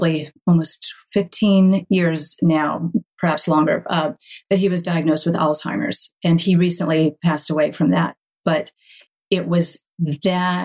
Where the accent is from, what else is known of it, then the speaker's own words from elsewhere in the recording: High Point, North Carolina, United States; I grew up in North Carolina in the furniture capital of the world.